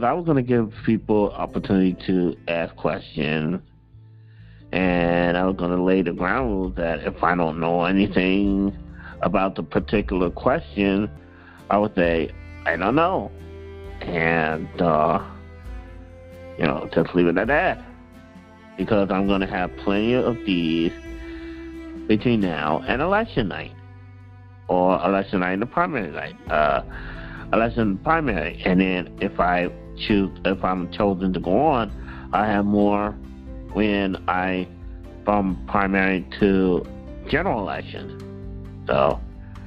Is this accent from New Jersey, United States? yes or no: no; St. Louis, Missouri, United States; I am a widower from St. Louis, Missouri